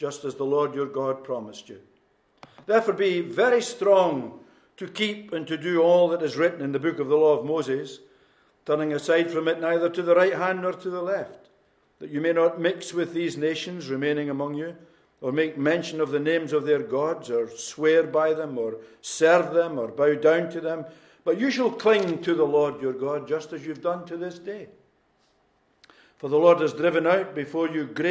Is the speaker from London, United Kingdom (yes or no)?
no; Newtonhill, Scotland, United Kingdom; moved away as an adult; also born or lived in Inverness / Edinburgh / Midlands of England / Belfast; I was born in Newt Hill, born into a mining family. My father worked in Polkemmet Colliery for most of his life.